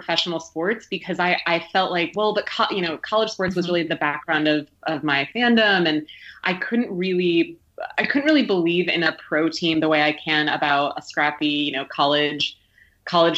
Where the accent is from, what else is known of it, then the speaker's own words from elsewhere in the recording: Syracuse, New York, United States; I grew up in Syracuse, New York, and so college basketball is a religion there